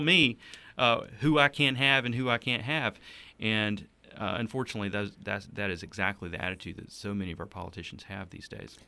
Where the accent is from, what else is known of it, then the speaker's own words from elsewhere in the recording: Donalds, South Carolina, United States; also born or lived in Anderson, South Carolina / Townville, South Carolina; I grew up in rural Donald, South Carolina, where he pastored for the, for twelve years.